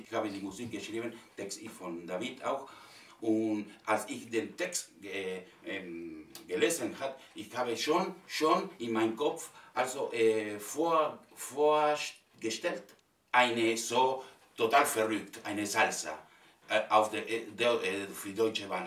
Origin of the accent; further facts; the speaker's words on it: Argentina; first language Spanish; German is a second language; also born or lived in Spain; now in Berlin, Germany; Ich kam aus Argentinien